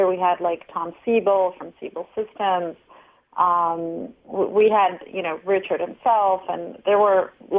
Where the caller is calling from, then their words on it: São Paulo, Brazil; I'm in Sao Paulo right now.